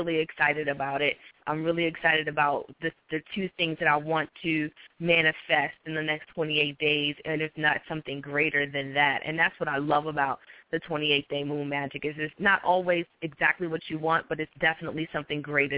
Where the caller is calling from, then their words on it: North Carolina, United States; I'm calling from North Carolina.